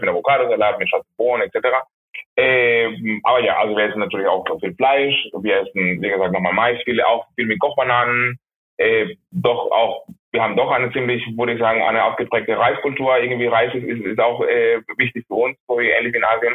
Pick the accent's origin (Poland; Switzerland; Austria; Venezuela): Venezuela; Maracaibo, Zulia; moved away; ich komme aus Maracaibo, das ist die zweite Großstadt Venezuelas